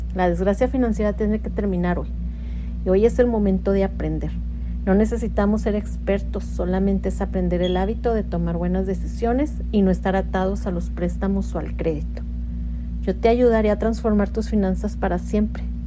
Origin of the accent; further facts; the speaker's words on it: Mexico; moved away as an adult; now in United States; soy mexicana y radico en Estados Unidos ya desde hace 22 años